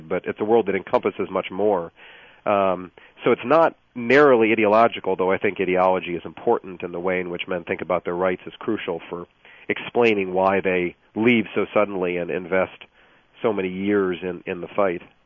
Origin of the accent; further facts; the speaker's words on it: outside Lansing, Michigan, United States; moved away as an adult; also born or lived in Virginia; now in Florida, United States; I grew up in uh, outside Lansing.